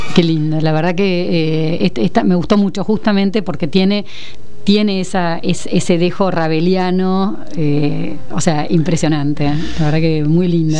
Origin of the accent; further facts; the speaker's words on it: Argentina; países como el nuestro